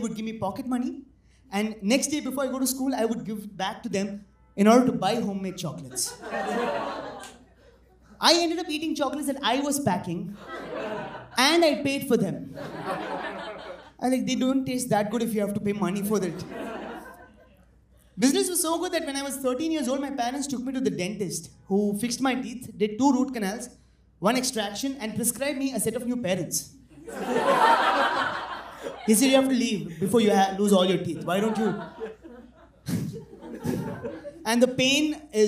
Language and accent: English; Coonoor, Tamil Nadu, India; moved away; I come from a small town called Kunur. And my parents back in my hometown